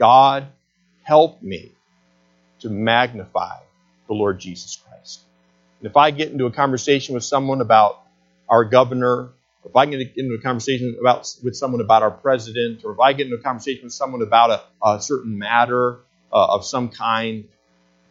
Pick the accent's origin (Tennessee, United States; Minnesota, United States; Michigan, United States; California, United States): Michigan, United States; Flushing; as Michiganders and growing up in Flushing